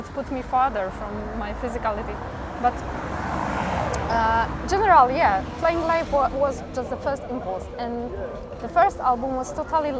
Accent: Gdynia, Pomeranian Voivodeship, Poland; English is a second language; now in Warsaw, Poland; I live in Warsaw, but originally I'm from Gdynia, and this north part of Poland, the seaside

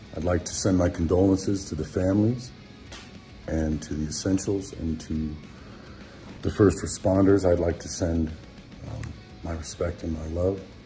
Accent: United States; We are American

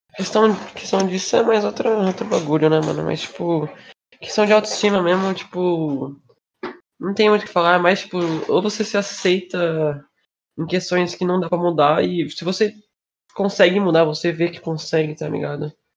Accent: Brazil; como brasileiro

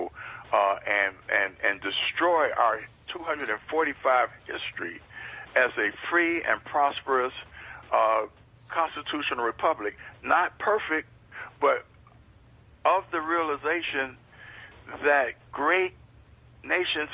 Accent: Ohio, United States; my home state of Ohio

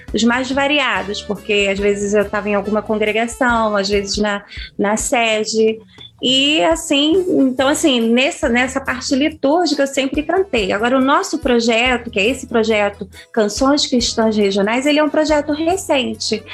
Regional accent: São Gonçalo, Rio de Janeiro, Brazil; eu nasci no Rio de Janeiro, mas eu sou filha de um nordestino arretado

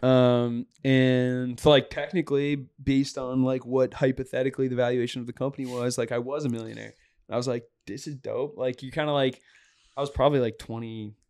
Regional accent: Boston, Massachusetts, United States; Dave Portnoy is from the same area as me in the North Shore of Boston

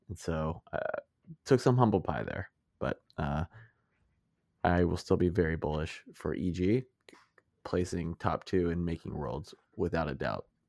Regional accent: United States; I'm an American

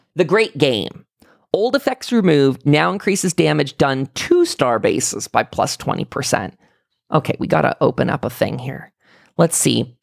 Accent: near Pittsburgh, Pennsylvania, United States; born or raised there; also born or lived in Salt Lake City, Utah

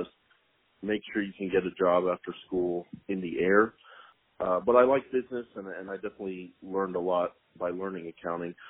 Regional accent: Tulsa, Oklahoma, United States; moved away as an adult; also born or lived in Stillwater, Oklahoma; now in Oklahoma City, United States; I am from Tulsa, Oklahoma, and in my 30 years of life, I've ventured all the way to Oklahoma City, Oklahoma. So that's where I live now.

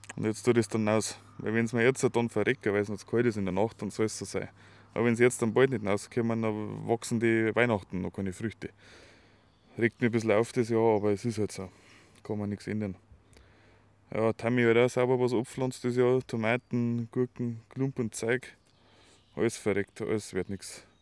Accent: Schrobenhausen, Bavaria, Germany; wir kommen ja aus der Spargelstadt Schrobenhausen

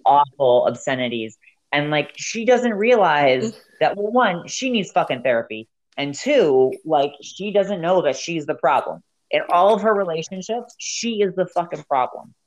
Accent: South Florida, United States; moved away; also born or lived in Montana; I'm from the south. I'm from South Florida

